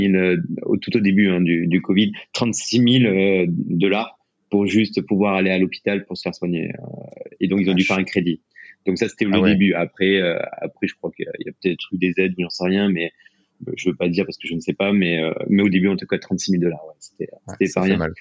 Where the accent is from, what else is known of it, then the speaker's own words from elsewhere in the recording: France; moved away as an adult; also born or lived in United States; en tant que Français